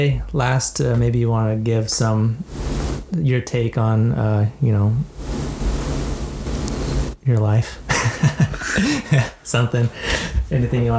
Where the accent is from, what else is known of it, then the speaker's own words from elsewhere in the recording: Riverside, California, United States; growing up in Riverside